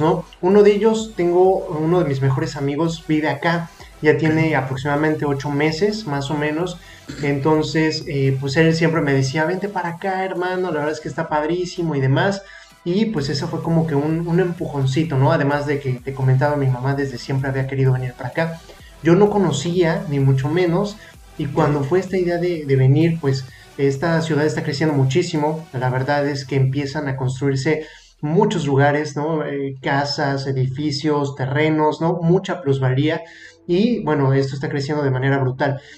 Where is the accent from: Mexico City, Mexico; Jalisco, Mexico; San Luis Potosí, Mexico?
Mexico City, Mexico; moved away as an adult; now in Mérida, Mexico; yo soy de Ciudad de México